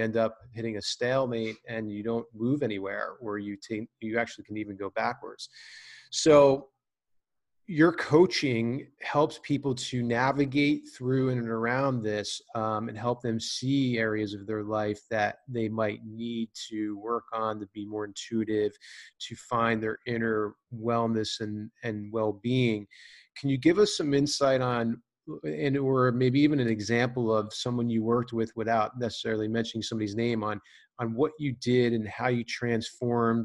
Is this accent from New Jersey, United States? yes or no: yes; New Jersey, United States; I'm a kid from New Jersey, always, hard nose